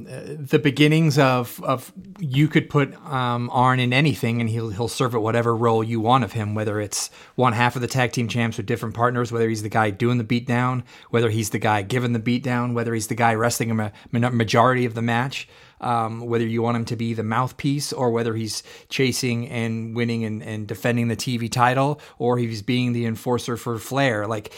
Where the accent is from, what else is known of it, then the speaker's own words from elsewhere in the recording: California, United States; Growing up in California